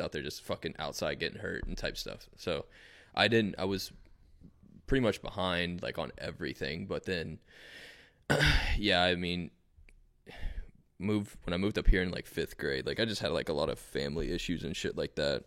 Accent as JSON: {"language": "English", "town": "Fort Lauderdale", "region": "Florida", "country": "United States", "tie": "born or raised there", "also_born_or_lived": "Asheville, North Carolina", "moved": "yes", "lives_now": "North Carolina, United States", "said": "I was born in Fort Lauderdale, I was mostly in Fort Lauderdale my whole life, pretty much"}